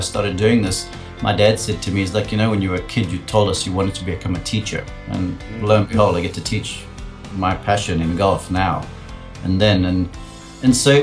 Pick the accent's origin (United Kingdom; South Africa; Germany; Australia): South Africa; moved away as an adult; as a young guy growing up in South Africa, rugby is our number one sport over there